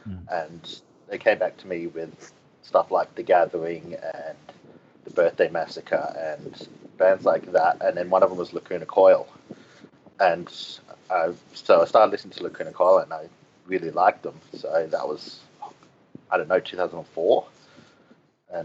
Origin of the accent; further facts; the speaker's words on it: Canberra, Australian Capital Territory, Australia; I'm from Canberra. So it's the capital.